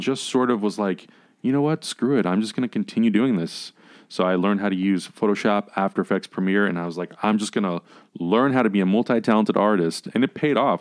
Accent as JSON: {"language": "English", "town": "San Diego", "region": "California", "country": "United States", "tie": "born or raised there", "moved": "as an adult", "lives_now": "Los Angeles, United States", "said": "I was born in San Diego"}